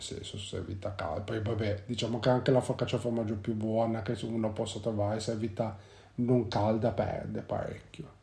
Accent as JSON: {"language": "Italian", "town": "Genoa", "region": "Liguria", "country": "Italy", "said": "vivendo in Liguria, nello specifico perché noi siamo di Genova"}